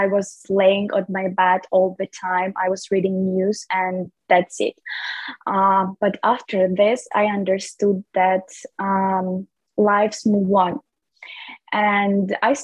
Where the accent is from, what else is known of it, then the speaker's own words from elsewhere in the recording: Lviv Oblast, Ukraine; now in Kyiv, Ukraine; I'm from Lviv region